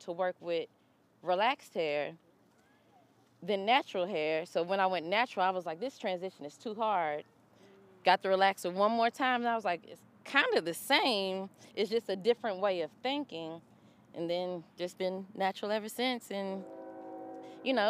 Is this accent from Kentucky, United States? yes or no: yes; Kentucky, United States; now in Atlanta, United States; I moved to Atlanta. I'm originally from Kentucky. I moved to Atlanta in 2005